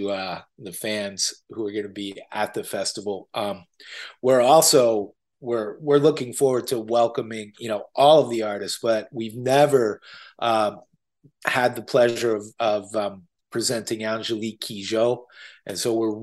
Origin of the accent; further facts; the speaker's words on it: Reading, Pennsylvania, United States; I grew up in Reading, Pennsylvania